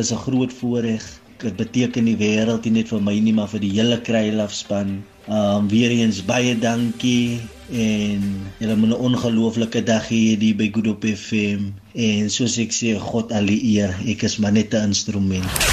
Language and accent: Afrikaans; Kraaifontein, Western Cape, South Africa; ek is van Kraaifontein groot geraak in Kraaifontein.